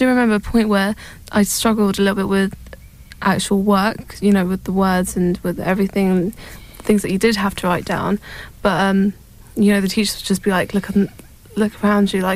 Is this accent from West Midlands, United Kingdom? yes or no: no; London, United Kingdom; we moved from London to a northern part of London